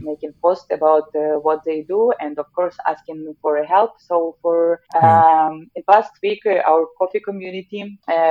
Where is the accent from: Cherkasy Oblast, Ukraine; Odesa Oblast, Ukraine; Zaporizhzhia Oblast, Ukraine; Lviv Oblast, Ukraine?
Zaporizhzhia Oblast, Ukraine; Zaporizhzhia; now in Norway; in my hometown in the Zaporizhia, which is southeast of Ukraine